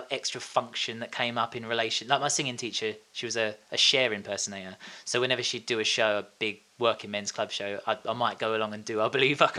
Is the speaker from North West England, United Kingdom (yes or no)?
no; Tilbury, East of England, United Kingdom; also born or lived in Orsett / Horndon on the Hill / Stanford-le-Hope; now in Westcliff-on-Sea, United Kingdom; I was born in Alsett Hospital, and I lived in a little place called Hongdon on the Hill for a while before we moved to Stamford, and then I spent most of my life in Tilbury Town.